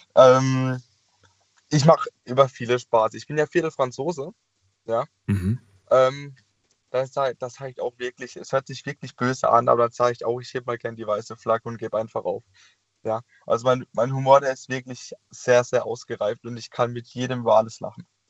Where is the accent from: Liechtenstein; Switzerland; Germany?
Germany; Karlsruhe, Baden-Württemberg; ich komme ja aus Karlsruhe